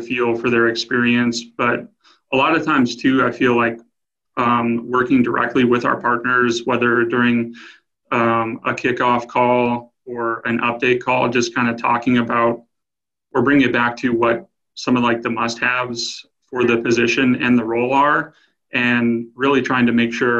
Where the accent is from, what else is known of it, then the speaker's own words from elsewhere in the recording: New Mexico, United States; I grew up in New Mexico